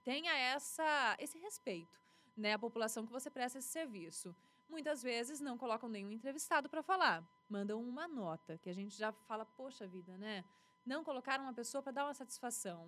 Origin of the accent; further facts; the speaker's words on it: Presidente Prudente, São Paulo, Brazil; also born or lived in Lins / Catanduva / Paraguaçu Paulista; cresci aqui, desde 96 até agora